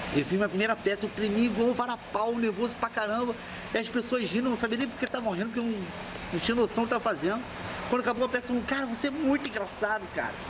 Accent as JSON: {"language": "Portuguese", "region": "Rio de Janeiro", "country": "Brazil", "also_born_or_lived": "Curitiba", "said": "Eu sou do Rio, mas morei lá."}